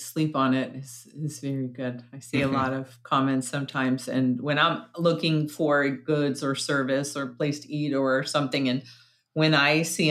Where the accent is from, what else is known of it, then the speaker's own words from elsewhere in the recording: New York, United States; it might be because I grew up in New York